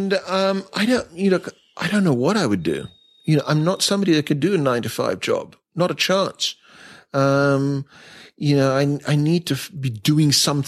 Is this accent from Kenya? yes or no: no; India; also born or lived in Asia; I think that's a legacy of growing up in Asia and growing up in India and seeing it all and being very fortunate with my parents.